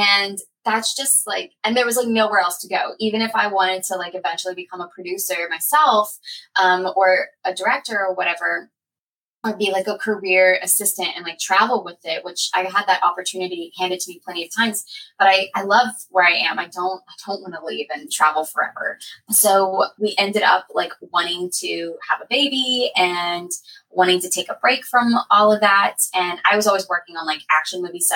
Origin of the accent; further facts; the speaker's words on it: Lafayette, Louisiana, United States; also born or lived in New Orleans; now in Slidell, United States; I am from Lafayette, Louisiana